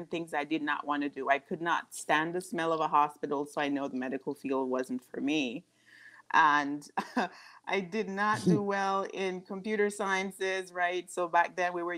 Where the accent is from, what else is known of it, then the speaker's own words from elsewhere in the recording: Westmoreland, Jamaica; moved away as an adult; also born or lived in Savanna-la-Mar, Jamaica; now in United States; I grew up in what we would say the countryside of Jamaica in Westmoreland